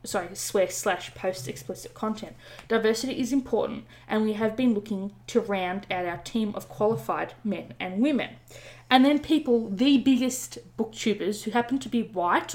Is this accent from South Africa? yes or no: no; Australia; I'm Australian